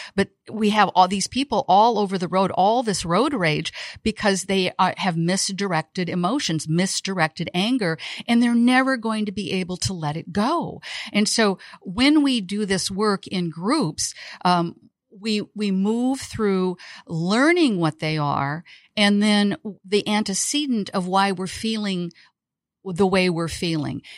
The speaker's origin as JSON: {"language": "English", "region": "Iowa", "country": "United States", "also_born_or_lived": "Chicago / Costa Rica / Saint John", "moved": "yes", "lives_now": "Tampa, Florida, United States", "said": "I'm a girl from Iowa, out of the Midwest."}